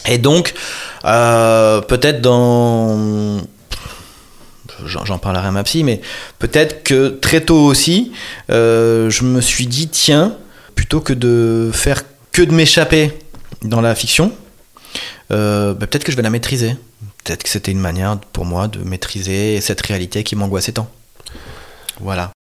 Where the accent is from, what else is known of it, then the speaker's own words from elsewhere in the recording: Marseille, Provence-Alpes-Côte d'Azur, France; j'ai grandi dans une cité HLM très populaire de, Marseille, du centre de Marseille